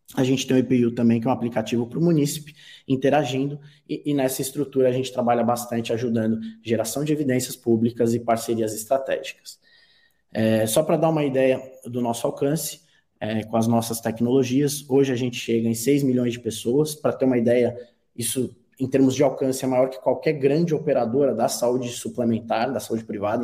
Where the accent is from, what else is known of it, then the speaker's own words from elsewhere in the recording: Brazil; como brasileiro